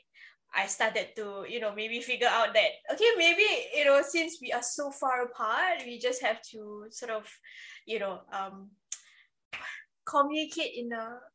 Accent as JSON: {"language": "English", "country": "Singapore", "said": "I'm the Singaporean cousin"}